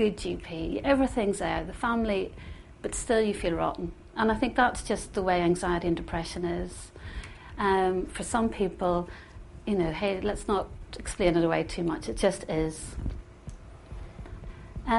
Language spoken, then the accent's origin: English; Northern Ireland, United Kingdom; moved away; growing up in Northern Ireland, as I said earlier, is a blessing and was a bit of a curse for me at times too. And growing up within the Troubles